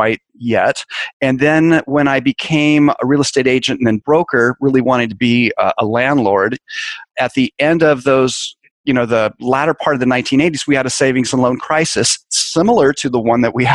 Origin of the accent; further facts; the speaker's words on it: San Francisco Bay Area, California, United States; I grew up in the San Francisco Bay Area